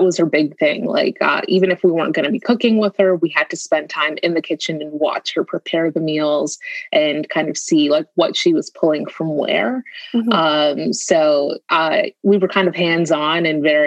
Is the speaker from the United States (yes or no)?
no; Toronto, Ontario, Canada; I was born and raised here in Canada, Toronto